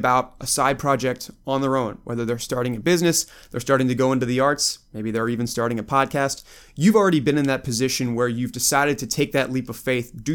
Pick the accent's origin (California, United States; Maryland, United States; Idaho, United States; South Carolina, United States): Maryland, United States; Baltimore; now in Virginia, United States; I grew up in Baltimore. I now live in Virginia